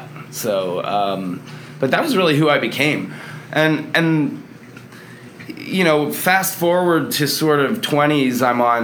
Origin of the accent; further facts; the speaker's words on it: Delaware, United States; moved away as an adult; now in Austin, United States; I'm from Delaware originally. I've been out here in Austin for about 5 or 6 years.